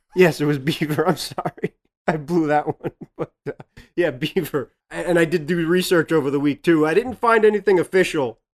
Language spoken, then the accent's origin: English; Massachusetts, United States; growing up in Massachusetts